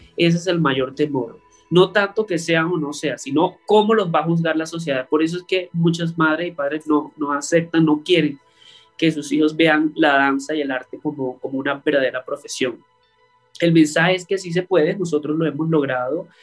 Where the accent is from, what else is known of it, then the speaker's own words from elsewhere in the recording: northern La Guajira, Colombia; also born or lived in Riohacha, Colombia; now in Bogotá, Colombia; yo soy del norte de La Guajira, eh, colombiana, y cuando me mudé a Riohacha